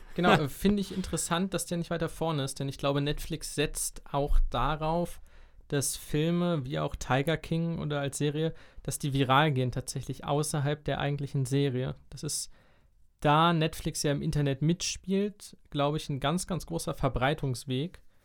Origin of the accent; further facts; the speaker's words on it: Germany; ich als Deutscher